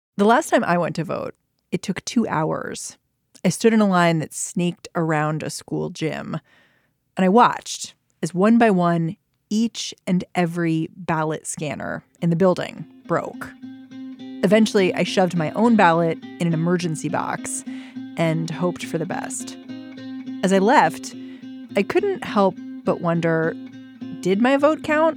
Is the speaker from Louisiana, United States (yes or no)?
no; Maryland, United States; I grew up in Maryland